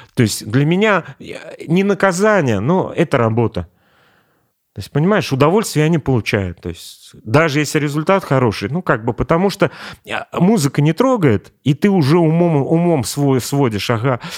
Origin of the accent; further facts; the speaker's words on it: Kazan, Tatarstan, Russia; Я вырос на, на Черном озере.